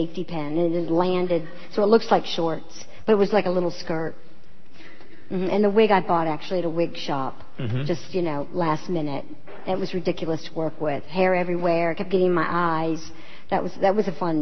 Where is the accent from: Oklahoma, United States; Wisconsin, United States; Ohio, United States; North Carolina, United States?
North Carolina, United States; moved away; also born or lived in New York City; just in North Carolina that, you know, maybe I wouldn't have stayed in Girl Scouts so long if I was living in a big city